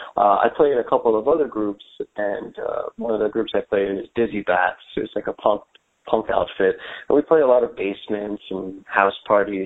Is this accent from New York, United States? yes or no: yes; New York City, New York, United States; I grew up in Queens in a neighborhood called Howard Beach